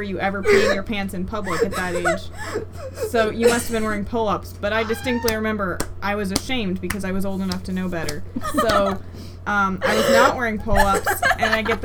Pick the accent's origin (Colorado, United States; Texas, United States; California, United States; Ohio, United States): Ohio, United States; I'm American and I'm from Ohio.